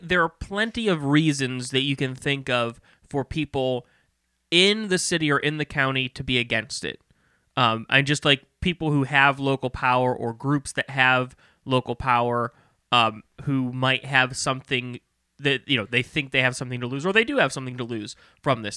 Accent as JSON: {"language": "English", "town": "Maryland Heights", "region": "Missouri", "country": "United States", "tie": "born or raised there", "said": "I grew up in Maryland Heights."}